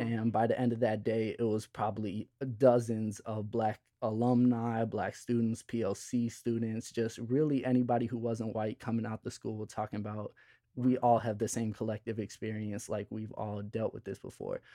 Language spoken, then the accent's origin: English; Chicago, Illinois, United States; I grew up in Chicago